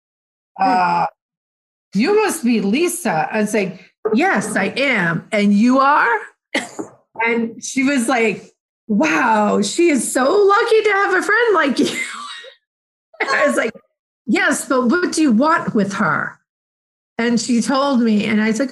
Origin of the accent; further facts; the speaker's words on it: Plainville, Massachusetts, United States; I grew up in Plainville